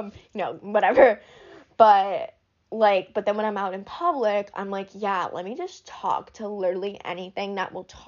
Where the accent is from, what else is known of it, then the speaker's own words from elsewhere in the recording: Braintree, Massachusetts, United States; moved away; also born or lived in New Hampshire; I'm from Massachusetts